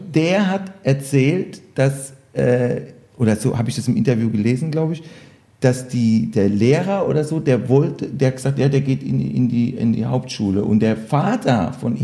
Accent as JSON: {"language": "German", "area": "Electoral Palatinate", "region": "Kurpfalz", "country": "Germany", "said": "ich bin Kurpfälzer"}